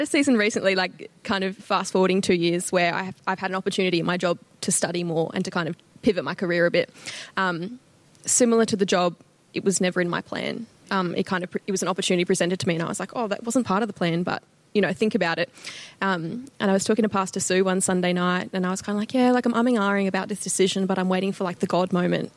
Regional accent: Gold Coast, Queensland, Australia; moved away as an adult; now in Toowoomba, Australia; I was born and raised in the Gold Coast, lived there my whole life

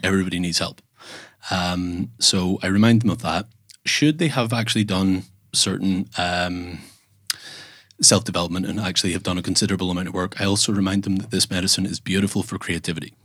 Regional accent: Northern Ireland, United Kingdom; I am from Northern Ireland

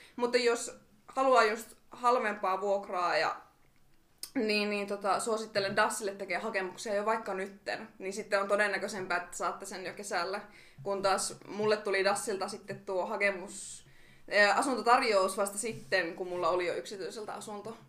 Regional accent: Oulu, North Ostrobothnia, Finland; moved away as an adult; now in Rovaniemi, Finland; mä oon itse Oulusta kotoisin, niin mä halusin sieltä muuttaa pois

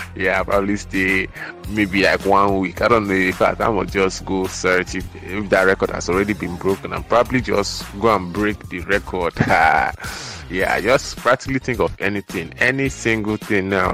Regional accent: Nigeria; we were told as kids, man, as Nigerian kids

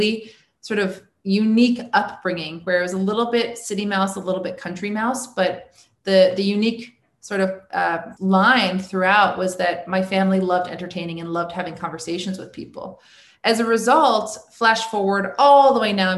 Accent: New York City, New York, United States; I was born on the Upper West Side of Manhattan

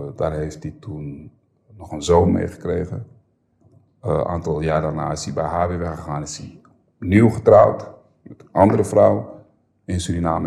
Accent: Amsterdam, North Holland, Netherlands; Ik ben geboren en opgegroeid in de Bijlmer en toen, we 12 toen ik 12 was zijn we verhuisd

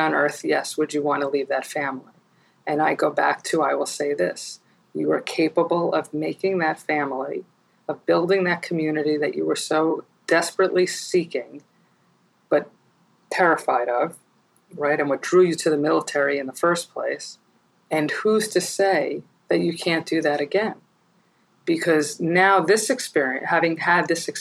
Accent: New York, United States; I'm probably a New Yorker through and through and for the rest of my life

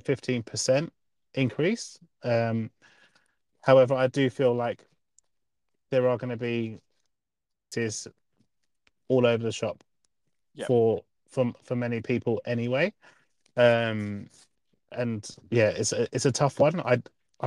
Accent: England, United Kingdom; now in Queensland, Australia; I'm from England, so I have a perspective of what it means if you're sort of like just working class.

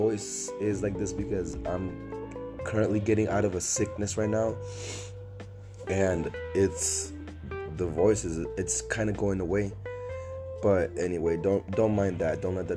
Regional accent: Nevada, United States; also born or lived in Los Angeles, California; Moved to Nevada, I've been here for the rest of my life in Nevada.

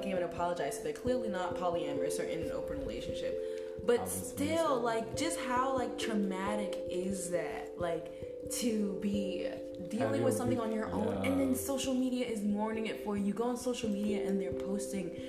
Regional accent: United States; I was born in America in the 21st century

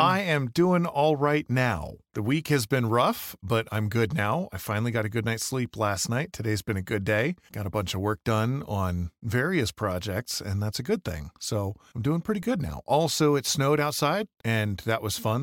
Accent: Michigan, United States; also born or lived in Winchester, Virginia; now in Idaho, United States; I grew up in Michigan where it snowed, but it was terrible

